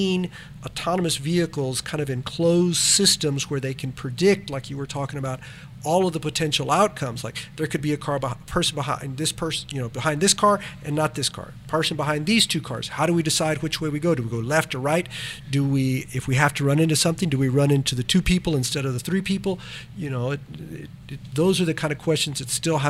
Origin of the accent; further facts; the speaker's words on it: South Texas, United States; we're from South Texas